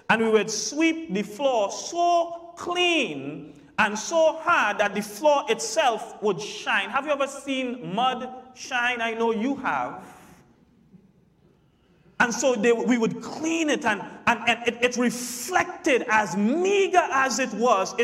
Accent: Santa Flora, Trinidad & Tobago; Growing up in Santa Flora, growing up in Trinidad

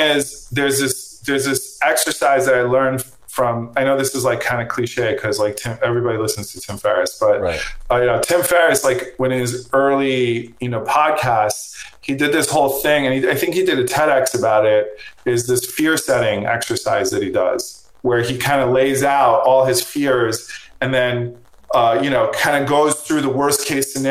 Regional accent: Long Island, New York, United States; also born or lived in Brooklyn; I grew up in Long Island and then moved to the city when I was 18.

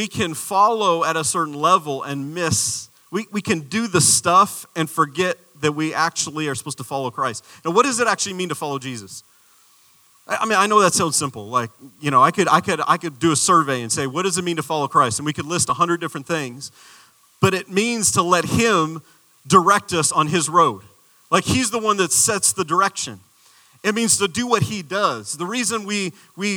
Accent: Arizona, United States; I'm from the desert. I'm a desert boy. I'm from Arizona.

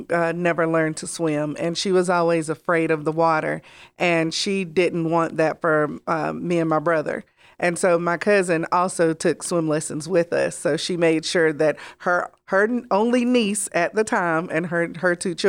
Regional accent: North Carolina, United States; I mentioned I'm from Gaston County.

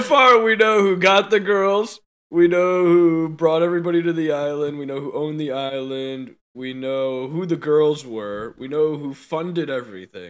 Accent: United States; we're American

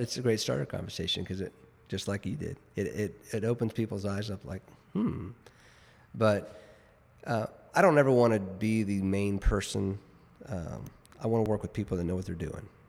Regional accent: Richardson, Texas, United States; also born or lived in New Jersey; now in Dallas, United States; Born and raised in Richardson

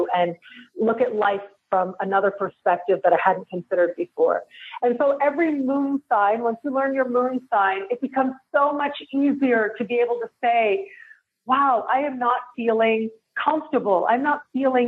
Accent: Toronto, Ontario, Canada; moved away as an adult; now in Mexico; I am born and raised in Toronto

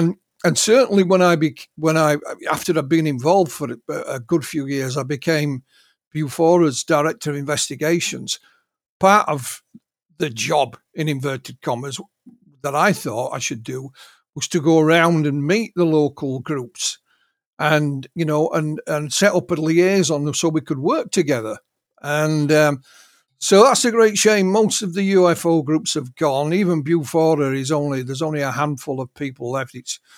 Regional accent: Yorkshire and the Humber, United Kingdom; Me being a Yorkshireman, we're often accused of being, you know, careful with our money.

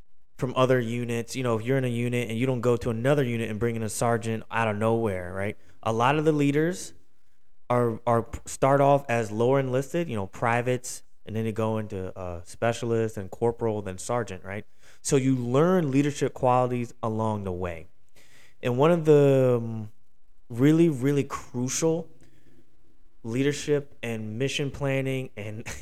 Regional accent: Philadelphia, Pennsylvania, United States; now in Houston, United States; I'm from Philadelphia originally, so I live in Houston, but I'm from Philadelphia.

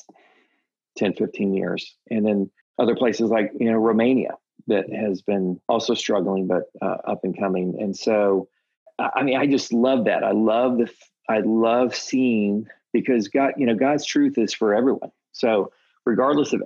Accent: Texas, United States; I'm a Texan

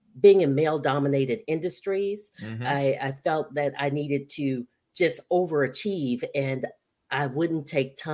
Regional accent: Detroit, Michigan, United States; now in South Carolina, United States; So I am a Detroiter, stranded in the South. So I currently reside in South Carolina.

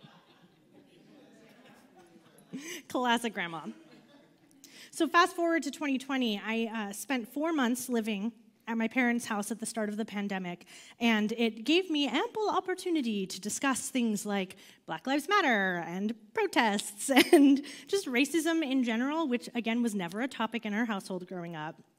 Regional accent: just outside of Los Angeles, California, United States; moved away; I grew up just outside of Los Angeles

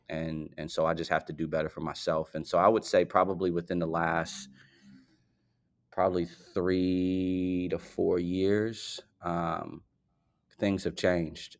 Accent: Chicago, Illinois, United States; I actually grew up on the south side of Chicago.

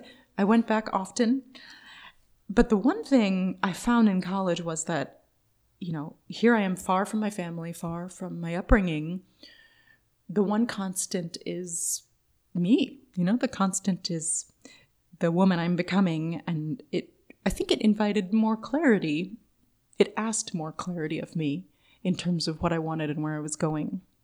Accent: Oakland, California, United States; I grew up near the Big Lake in central Oakland, Lake Merritt

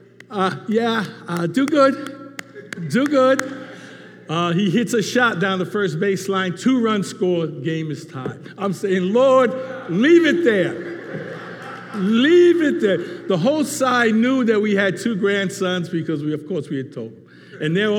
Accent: New York City, New York, United States; Growing up in the Bronx in the 50s and 60s

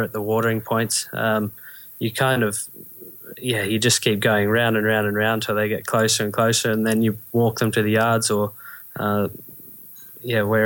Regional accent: Australia; I'm from Australia

